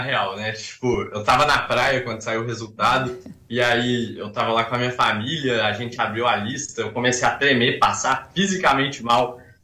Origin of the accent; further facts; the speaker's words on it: Belo Horizonte, Minas Gerais, Brazil; eu sou de BH, tenho 19 anos